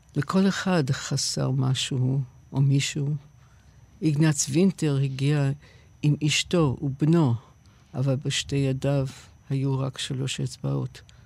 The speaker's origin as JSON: {"language": "Hebrew", "country": "United States", "tie": "born or raised there", "also_born_or_lived": "England", "second_language": "Hebrew", "moved": "yes", "lives_now": "Israel"}